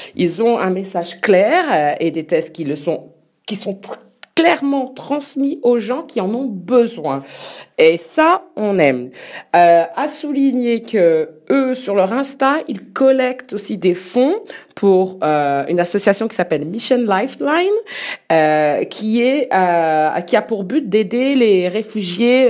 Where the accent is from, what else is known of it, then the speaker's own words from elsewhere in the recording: France; on est français